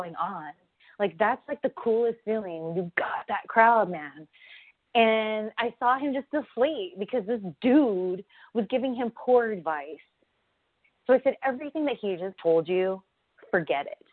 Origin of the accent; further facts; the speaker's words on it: Southern California, United States; I'm from SoCal, I trained in SoCal originally